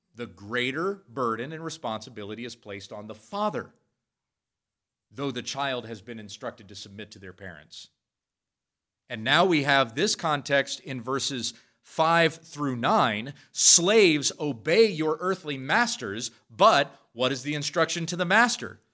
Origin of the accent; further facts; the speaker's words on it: United States; we enjoy as American Christians